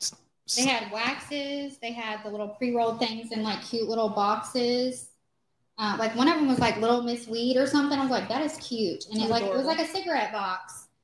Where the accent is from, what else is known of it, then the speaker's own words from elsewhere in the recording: Nashville, Tennessee, United States; I'm from Nashville.